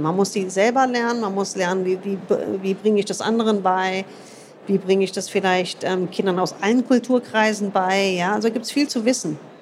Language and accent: German; United States; moved away; ich bin in den USA groß geworden